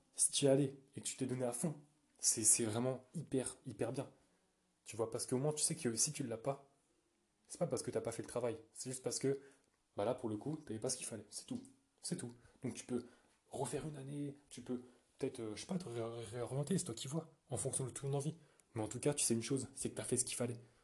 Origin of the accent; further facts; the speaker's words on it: France; je suis français